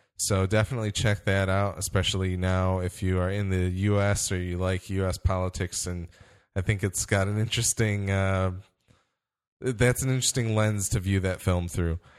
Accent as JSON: {"language": "English", "region": "Midwest", "country": "United States", "said": "I'm from the Midwest"}